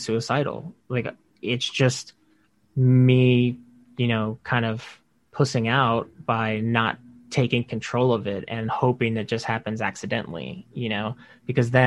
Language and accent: English; Texas, United States; moved away as an adult; now in New York, United States; I'm from Texas, and I've been in New York for 8.5 years now.